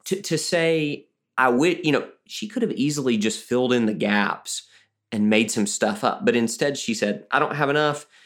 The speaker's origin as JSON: {"language": "English", "region": "Alabama", "country": "United States", "said": "I'm also from Alabama"}